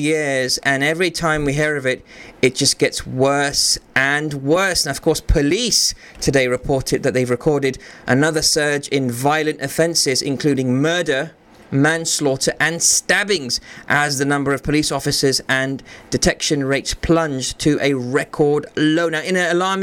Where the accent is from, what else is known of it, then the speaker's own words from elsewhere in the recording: London, United Kingdom; I grew up in Northwest London, I grew up in mostly a kind of working class neighborhood